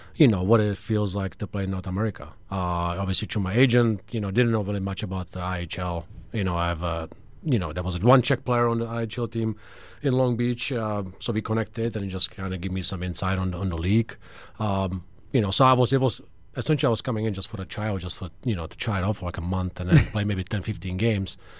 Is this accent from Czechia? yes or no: yes; Czechia; moved away; also born or lived in Michigan; I'm from Czech